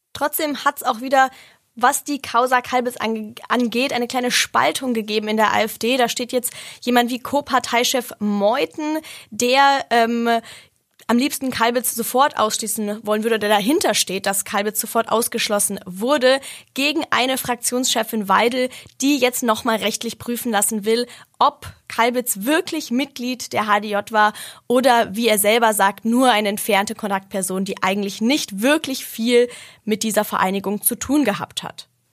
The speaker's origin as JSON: {"language": "German", "country": "Germany", "said": "bei uns in Deutschland"}